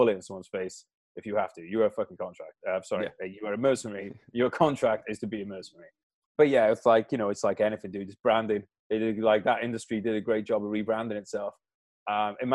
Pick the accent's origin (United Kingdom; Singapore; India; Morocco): United Kingdom; as a Brit